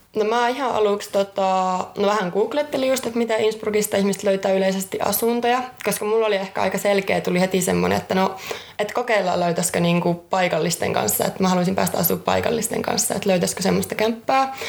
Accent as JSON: {"language": "Finnish", "town": "Jyväskylä", "region": "Central Finland", "country": "Finland", "said": "Oon ihan alun perin Jyväskylästä"}